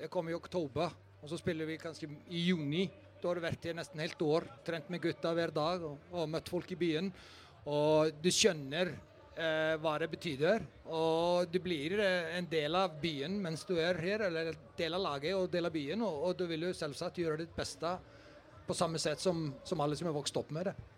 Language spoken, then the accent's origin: Norwegian; Iceland; moved away as an adult; Jeg kommer fra Island.